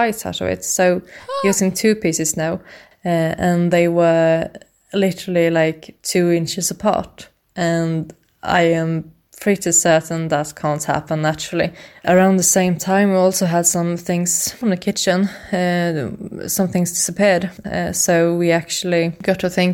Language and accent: English; Sweden; I'm from Sweden.